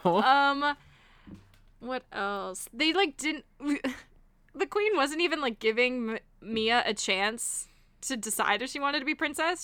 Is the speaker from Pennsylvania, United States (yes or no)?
no; Miami, Florida, United States; I grew up in Miami